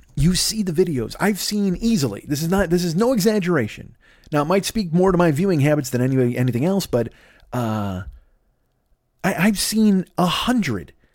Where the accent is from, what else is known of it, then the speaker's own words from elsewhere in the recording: Bolingbrook, Illinois, United States; I grew up in Bolingbrook